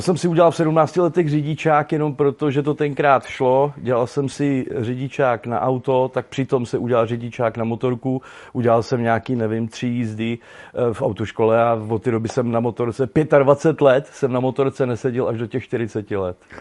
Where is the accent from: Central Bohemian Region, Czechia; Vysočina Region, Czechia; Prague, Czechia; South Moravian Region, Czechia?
Central Bohemian Region, Czechia; Veltruby; moved away; Já pocházím eh, z Veltrup u Kolína, takže kolínská nížina